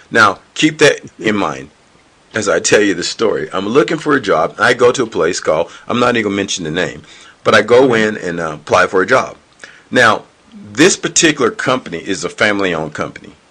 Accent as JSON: {"language": "English", "region": "the South", "country": "United States", "said": "But in my mindset, now mind you, I'm from the South, and I realized something with people"}